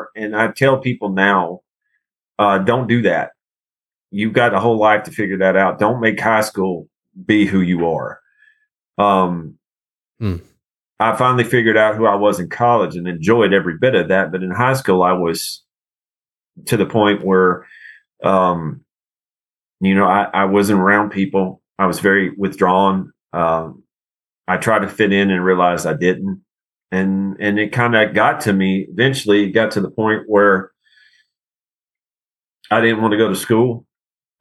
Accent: Bon Aqua, Tennessee, United States; It's in Hickman County. I grew up in that area

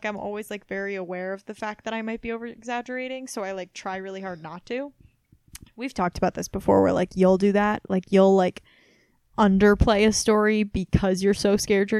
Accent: Missouri, United States; moved away; also born or lived in Massachusetts; I'm from Missouri, but I've actually lived all over Massachusetts.

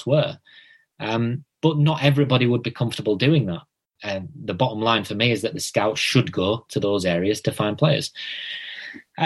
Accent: Bradford, Yorkshire and the Humber, United Kingdom; I'm from Bradford, so we've got Manningham, Girlington

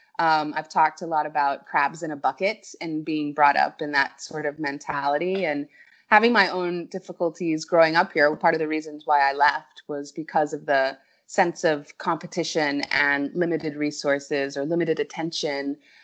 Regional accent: Cayman Islands; So my father was 66 when I was born. {S4} Oh, wow. {S5} And so we had already moved to the Cayman Islands, and that's how I got here.

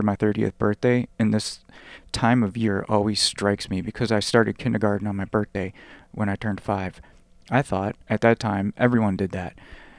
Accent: San Diego, California, United States; I was born in San Diego and lived in a poor suburb of San Diego as a child.

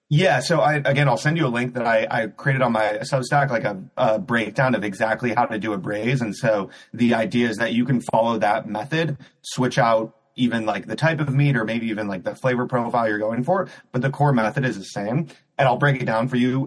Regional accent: Cleveland, Ohio, United States; moved away as an adult; also born or lived in New York City; I grew up in Cleveland, Ohio.

